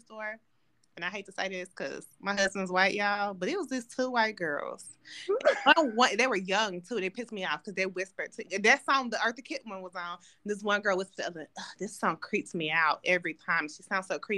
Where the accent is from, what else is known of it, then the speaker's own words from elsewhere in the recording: Nashville, Tennessee, United States; moved away; my family's from, we're from Nashville